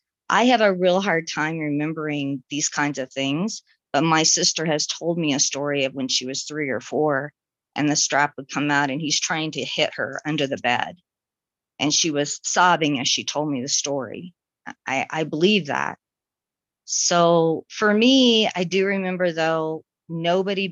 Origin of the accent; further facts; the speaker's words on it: Florida, United States; I was born in Florida